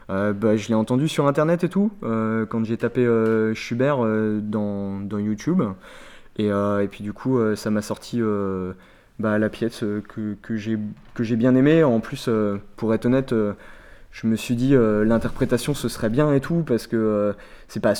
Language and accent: French; Bazoches-les-Gallerandes, Centre-Val de Loire, France; Moi, je viens de Bazoches. Bazoches, les Galerandes.